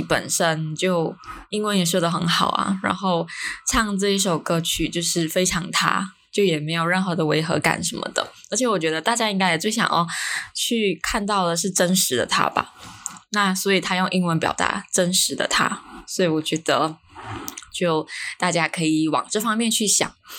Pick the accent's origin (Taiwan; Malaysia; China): Malaysia; 因为我在，我们在马来西亚